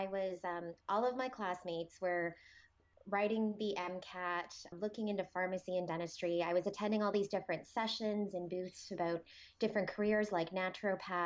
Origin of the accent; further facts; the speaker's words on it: Toronto, Ontario, Canada; I'm originally born and raised in Toronto